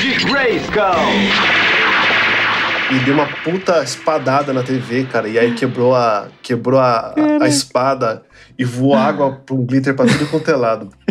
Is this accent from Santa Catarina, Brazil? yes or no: no; São Paulo, Brazil; also born or lived in Guarulhos; Eu nasci na zona leste de São Paulo